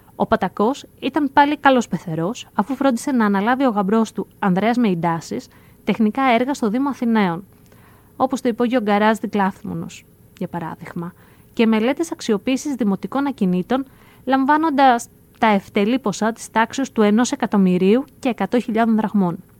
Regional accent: Greece; ως Έλληνες

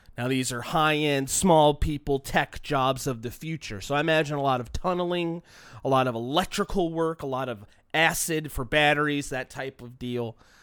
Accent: Long Beach, California, United States; you grow up in the shadow of the city of L A, where I'm from, in Long Beach

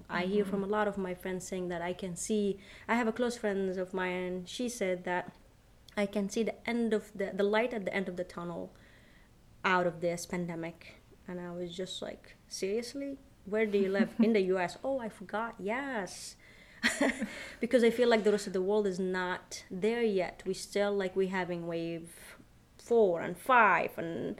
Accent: Yemen; my home country, where I am from, Yemen

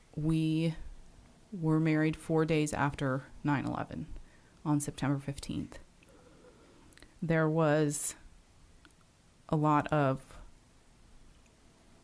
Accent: New York City, New York, United States; I grew up on Staten Island in New York City

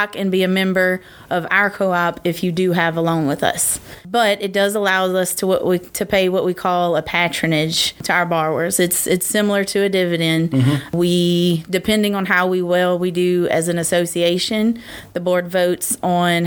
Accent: Brusly, Louisiana, United States; moved away as an adult; also born or lived in Pride, Louisiana; I originally hail from Brulee, Louisiana

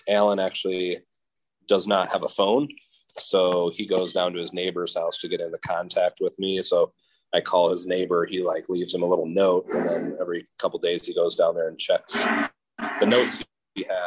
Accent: Madison, Wisconsin, United States; I grew up in Madison, Wisconsin

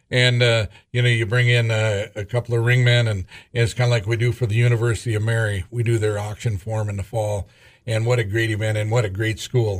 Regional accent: Scranton, North Dakota, United States; also born or lived in Bowman, North Dakota; I grew up in Scranton, North Dakota

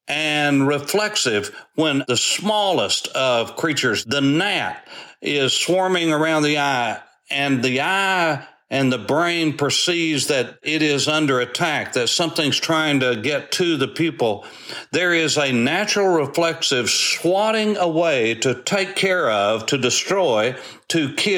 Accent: United States; I am an American, and I am grateful to God that I am.

